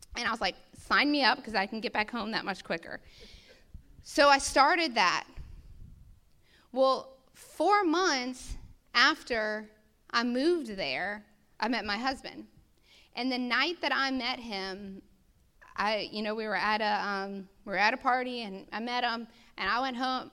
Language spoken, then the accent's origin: English; United States; as an American people